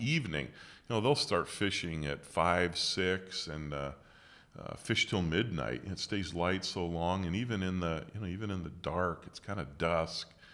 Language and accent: English; West Branch, Michigan, United States; I was born in West Branch